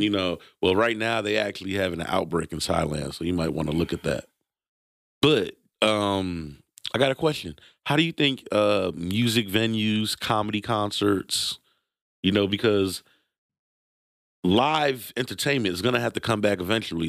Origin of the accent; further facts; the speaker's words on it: New York City, New York, United States; born in Brooklyn, New York. I'm gonna be Brooklyn till